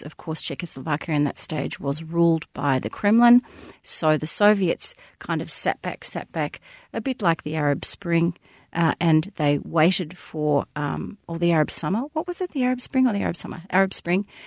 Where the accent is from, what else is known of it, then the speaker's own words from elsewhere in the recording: Melbourne, Victoria, Australia; I grew up in the Bayside suburbs